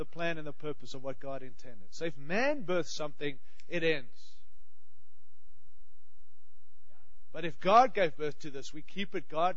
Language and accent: English; Australia; now in United States; I have a funny accent. I'm from Australia